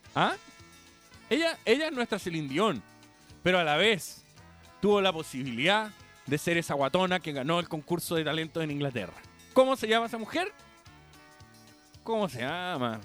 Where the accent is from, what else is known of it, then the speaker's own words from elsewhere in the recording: Chile; Yo no soy el chileno chaquetero